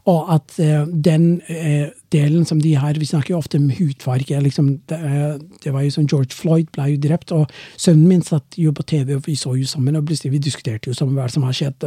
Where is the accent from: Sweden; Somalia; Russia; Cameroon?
Somalia; Norwegian is a second language; moved away as an adult; now in Norway; Jeg er jo fra Somalia